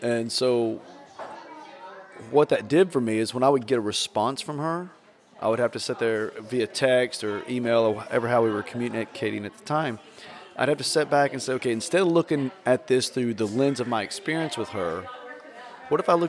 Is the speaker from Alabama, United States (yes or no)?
no; Southeast Tennessee, United States; moved away as an adult; also born or lived in Portland, Oregon; growing up in Southeast Tennessee